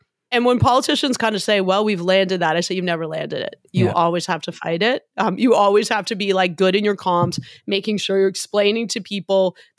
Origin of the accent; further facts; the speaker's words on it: Hamilton, Ontario, Canada; Now, I'm Irish. My dad is from Dublin, as are his five brothers. I'm from Hamilton. It's a hard scrabble steel town.